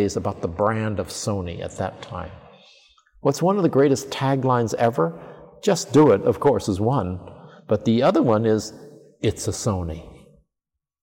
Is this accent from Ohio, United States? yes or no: yes; Columbus, Ohio, United States; moved away as an adult; also born or lived in New York City; now in Tokyo, Japan; in New York City when I came from Columbus, Ohio